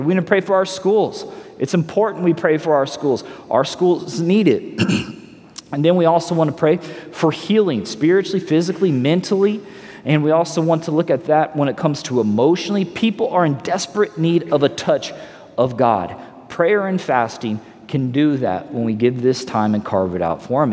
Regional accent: Missouri, United States; also born or lived in Los Angeles, California; now in Southwest Florida, United States; I'm from Missouri, you know, originally born in Missouri

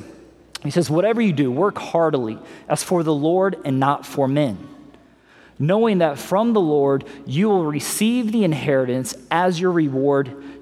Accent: Missouri, United States; We grew up in Missouri

